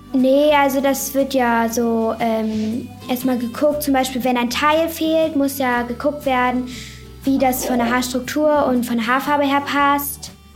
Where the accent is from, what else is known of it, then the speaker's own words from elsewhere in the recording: Hamburg, Germany; ich bin zwölf Jahre alt, ich komme aus Hamburg